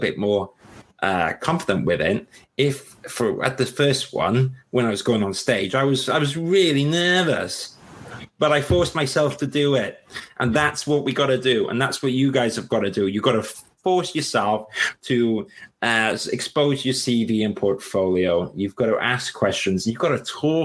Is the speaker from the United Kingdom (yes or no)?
yes; Wales, United Kingdom; accent: Welsh; I've got my Welsh accent